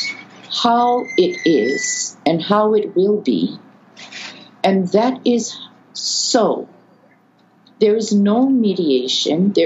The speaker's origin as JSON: {"language": "English", "town": "Waimea", "region": "Hawaii", "country": "United States", "tie": "born or raised there", "said": "I know Mauna Kea intimately because I was raised on her slopes"}